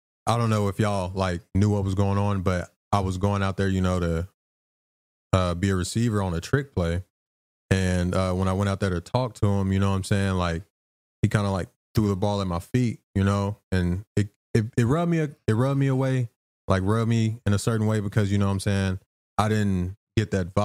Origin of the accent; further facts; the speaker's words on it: Arkansas, United States; moved away; back where I'm from, I'm from Arkansas